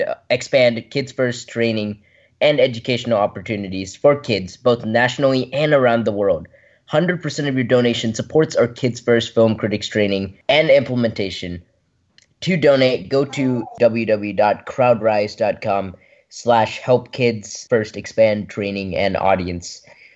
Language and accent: English; Brentwood, Tennessee, United States; from Brentwood, Tennessee, and you're listening to Kids First Coming Attractions.